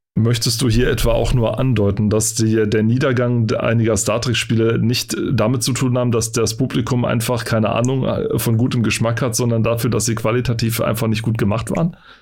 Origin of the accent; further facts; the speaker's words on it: East Germany, Germany; ich bin im Osten aufgewachsen